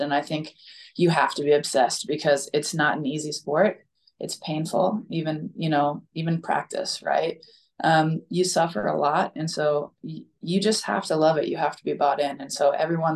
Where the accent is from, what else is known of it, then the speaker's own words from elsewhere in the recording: Boise, Idaho, United States; It was in my hometown, right? It's in Boise, Idaho.